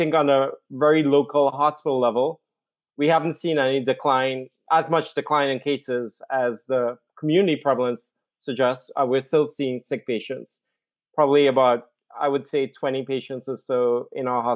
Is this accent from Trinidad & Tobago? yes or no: yes; Trinidad & Tobago; moved away; I'm originally from the Caribbean. I'm from Trinidad and Tobago, the most southerly isle, right next to Venezuela. What was a British colony from 1797. And so we all grew up in the English system of education. And I grew up in a remote village